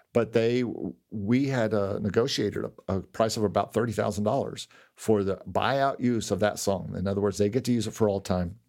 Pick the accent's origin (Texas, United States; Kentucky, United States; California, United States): Kentucky, United States; Lexington; now in Orlando, United States; where I grew up in Lexington